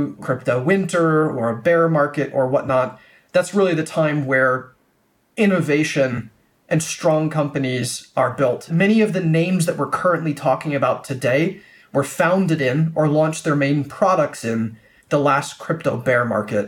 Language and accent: English; Des Moines, Iowa, United States; moved away as an adult; also born or lived in China; I grew up in the United States in Des Moines, Iowa